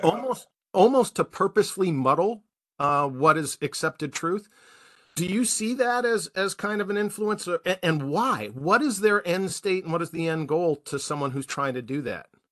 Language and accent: English; Milwaukee, Wisconsin, United States; I'm from Milwaukee